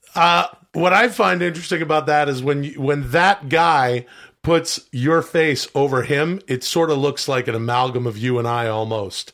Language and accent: English; Canada; I am from Canada